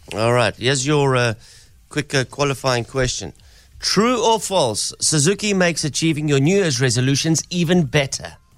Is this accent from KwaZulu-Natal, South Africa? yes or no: yes; Durban, KwaZulu-Natal, South Africa; moved away; growing up in Durban, being a surfer